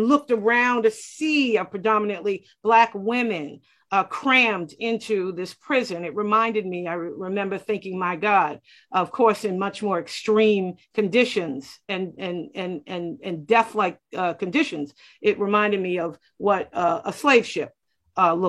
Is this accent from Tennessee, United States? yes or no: no; Boston, Massachusetts, United States; I grew up in Roxbury in the most incarcerated corridor in the Commonwealth of Massachusetts, which happens to be where I still live